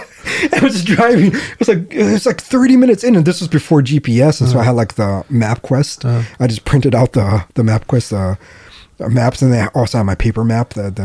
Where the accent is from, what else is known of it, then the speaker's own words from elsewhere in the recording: Alaska, United States; it's my home state